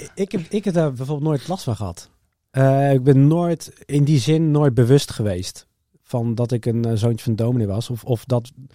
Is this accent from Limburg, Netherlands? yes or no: no; Harderwijk, Gelderland, Netherlands; moved away as an adult; also born or lived in Alphen aan de Rijn / The Hague; ik ben opgegroeid in Harderwijk